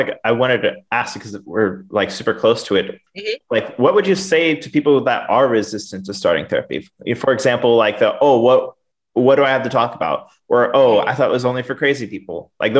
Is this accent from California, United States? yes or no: yes; Los Angeles, California, United States; actually, I'm from Los Angeles.